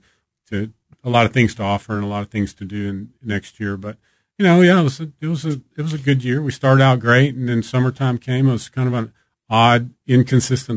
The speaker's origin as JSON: {"language": "English", "region": "Texas", "country": "United States", "tie": "born or raised there", "moved": "yes", "lives_now": "Kansas City, United States", "said": "growing up in Texas, you know, you hear about the barbecue here"}